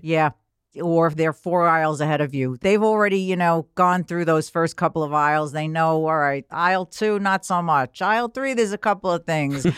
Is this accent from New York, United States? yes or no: yes; New York City, New York, United States; I grew up in Queens